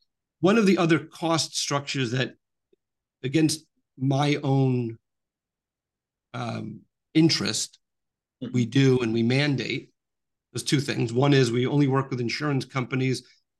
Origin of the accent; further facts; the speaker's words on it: New York, United States; I'm from New York